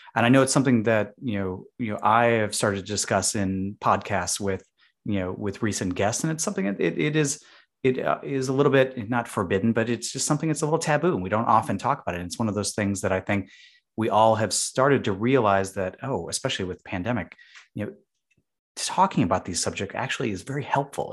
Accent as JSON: {"language": "English", "town": "Chicago", "region": "Illinois", "country": "United States", "moved": "yes", "lives_now": "Boston, United States", "said": "I'm from Chicago, and even though it is a very big city"}